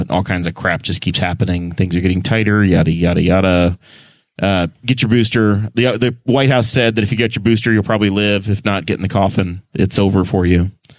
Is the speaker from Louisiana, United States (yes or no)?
no; New York, United States; Maybe it's because I grew up in New York State